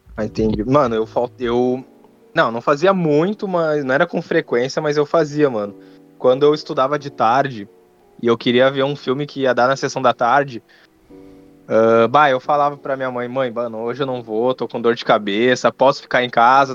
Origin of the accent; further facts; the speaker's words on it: Rio Grande do Sul, Brazil; eu sou do Rio Grande do Sul